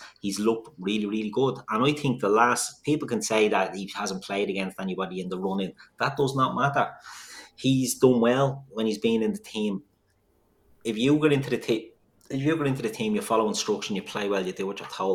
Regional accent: Dublin, Leinster, Ireland; We're all from Dublin

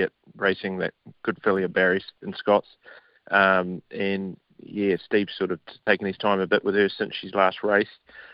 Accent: New Zealand; moved away; back at home

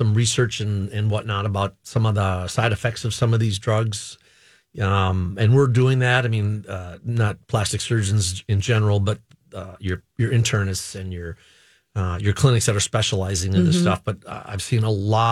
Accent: Cottage Grove, Minnesota, United States; I'm from here, as you know, Cottage Grove guy.

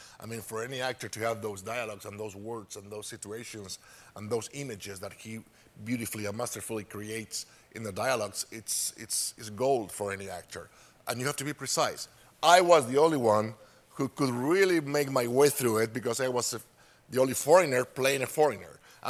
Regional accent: Spain; English is a second language; We barely have TVs there back in the 50s. Actually, in the 50s, we had Franco, which is a dictatorship.

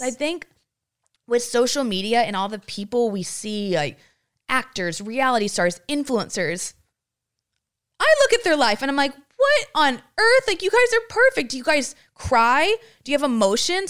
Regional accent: Granbury, Texas, United States

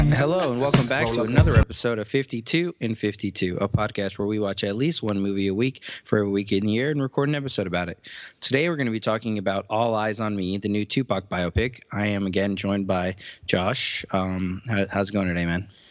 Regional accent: Cleveland, Ohio, United States; my sisters were into rap music when we grew up in Cleveland

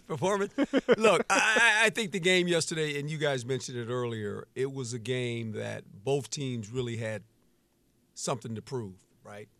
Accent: West Coast, United States; I'm a West Coast guy, and so I grew up on the West Coast

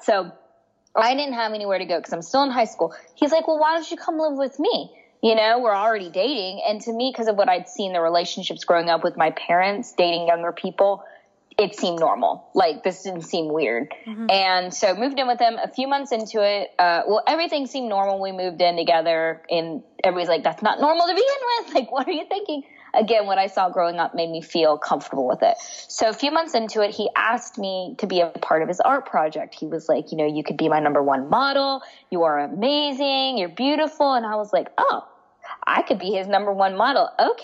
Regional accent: United States; also born or lived in India (ancestry); I was adopted into an American family. So I'm Indian and they were white and I grew up in a predominantly white environment

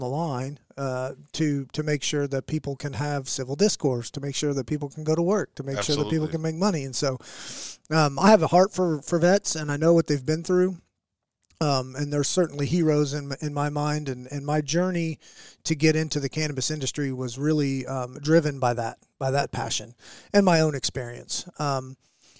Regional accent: Oklahoma City, Oklahoma, United States; I was born and raised in Oklahoma. I was a what I'd call a Canadian county kid. I was a West Side kid of Oklahoma City.

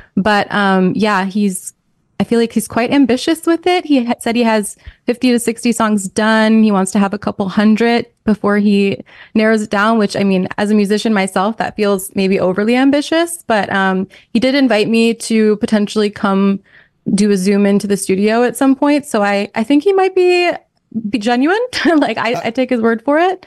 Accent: New York, United States; moved away; also born or lived in Minnesota; we're both from New York.

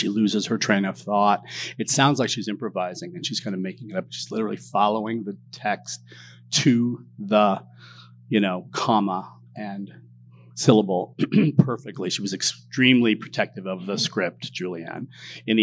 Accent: Southern California, United States; I grew up in Southern California

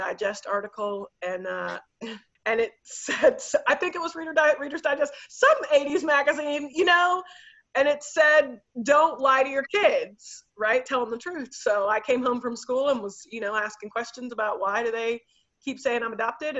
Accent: Dallas, Texas, United States; I grew up in Dallas

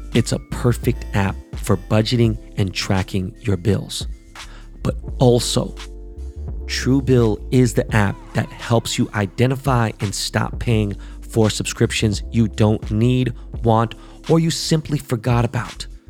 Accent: Los Angeles, California, United States; I'm from Koreatown

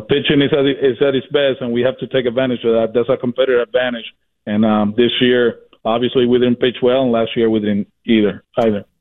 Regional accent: Puerto Rico; now in Boston, United States; I'm from Puerto Rico

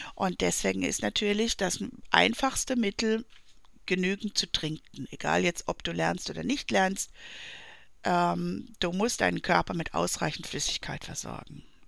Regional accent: Black Forest, Baden-Württemberg, Germany; aus dem Schwarzwald, wo ich herkomme

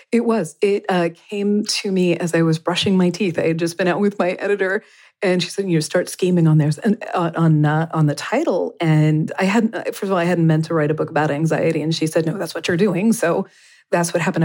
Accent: Kentucky, United States; I grew up in Kentucky

